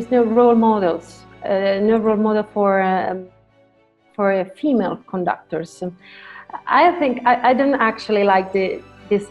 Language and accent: English; Lucca, Tuscany, Italy; moved away as an adult; also born or lived in Milan, Italy / Florence, Italy; now in Lugano, Switzerland; I was born in Lucca. Lucca is a little hometown in Tuscany, surrounded by ancient walls.